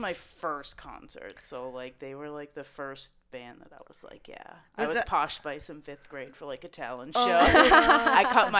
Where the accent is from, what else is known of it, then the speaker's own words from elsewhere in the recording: Franklin, United States; I grew up in Franklin.